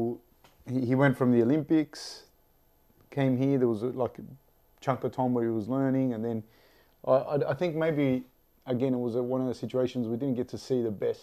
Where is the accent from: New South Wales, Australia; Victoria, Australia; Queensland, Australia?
New South Wales, Australia; Sydney; I'm from Sydney